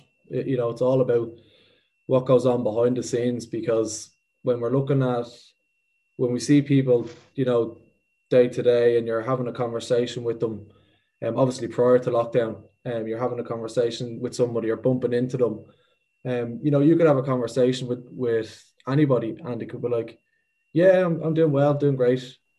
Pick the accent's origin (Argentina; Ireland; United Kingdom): Ireland; Kilmacanogue, County Wicklow; Leon is from my hometown in Kilmacnogan, County Wicklow.